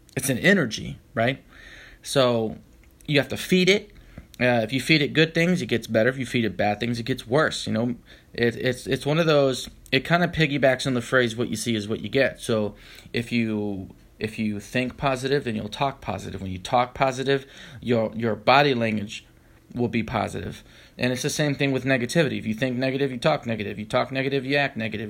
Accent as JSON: {"language": "English", "town": "Tampa", "region": "Florida", "country": "United States", "tie": "born or raised there", "also_born_or_lived": "Orlando, Florida", "moved": "as an adult", "lives_now": "San Francisco, United States", "said": "I was born in Florida, Orlando, Florida, as a matter of fact, but I was raised in the Tampa Bay area for most of my life"}